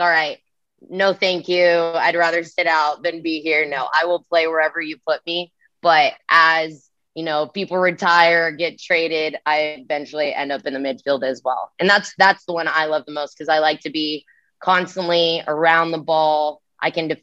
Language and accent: English; Rancho Cucamonga, California, United States; moved away as an adult; now in Kansas City, United States; my hometown in freaking California